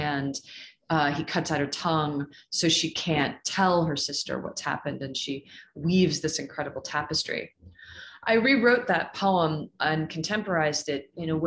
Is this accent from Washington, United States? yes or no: yes; Seattle, Washington, United States; moved away as an adult; also born or lived in Michigan / Toronto; now in Utah, United States; I was born and raised in Seattle